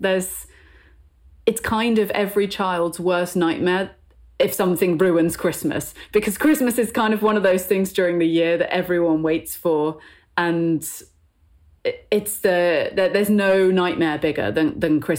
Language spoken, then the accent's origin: English; Bristol, South West England, United Kingdom; I'm from the West Country, and I went to school in Bristol